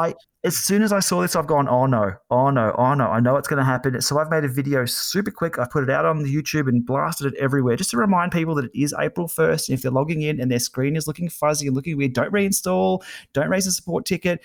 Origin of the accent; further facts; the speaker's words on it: Australia; I'm Australian